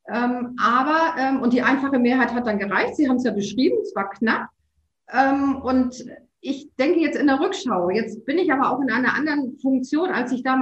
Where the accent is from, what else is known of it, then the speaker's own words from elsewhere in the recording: Hamburg, Germany; der Weg als Hamburgerin ins Hamburger Rathaus ähm, ist deutlich leichter und schneller als der Weg aus Hamburg oder Berlin